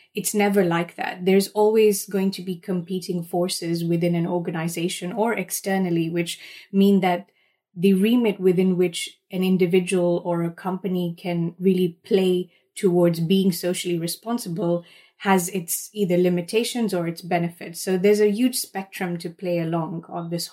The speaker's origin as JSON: {"language": "English", "country": "Kenya", "tie": "born or raised there", "moved": "yes", "said": "my roots where I was raised in Kenya"}